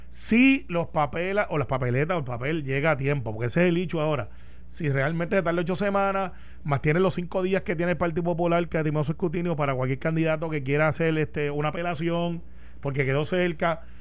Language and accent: Spanish; Puerto Rico; Como buen puertorriqueño.